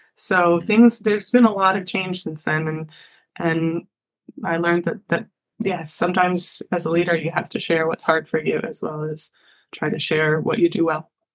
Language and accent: English; Ithaca, New York, United States; I'm from Ithaca, New York, small town